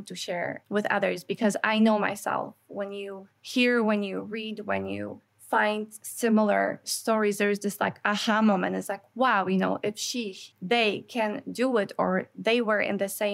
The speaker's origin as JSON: {"language": "English", "country": "Canada", "said": "as a Canadian, there's a lot of information coming from states, but we don't have a lot of that here in Canada."}